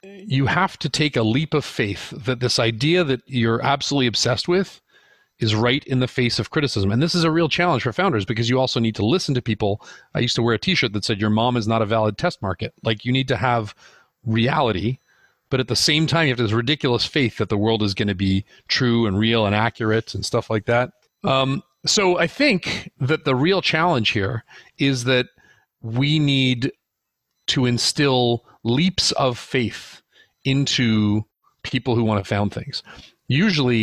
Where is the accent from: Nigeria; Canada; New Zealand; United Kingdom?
Canada; also born or lived in United States; I'm Canadian